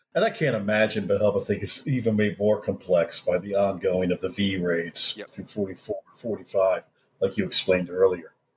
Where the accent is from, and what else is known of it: United States